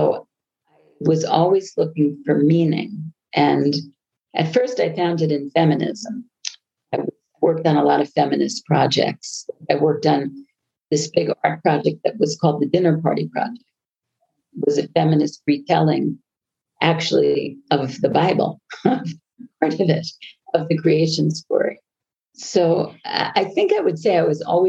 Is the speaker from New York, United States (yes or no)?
yes; Long Island, New York, United States; accent: American; moved away as an adult; also born or lived in Colorado; now in Israel; I grew up on Long Island